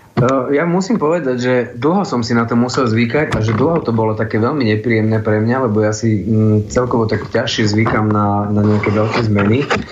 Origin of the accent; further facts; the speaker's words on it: Šaľa, Nitra Region, Slovakia; moved away as an adult; now in Bratislava, Slovakia; tu som vyrastal ja som sa v Šali aj narodil, aj som tam teda mm, chodil na základnú, aj na strednú školu.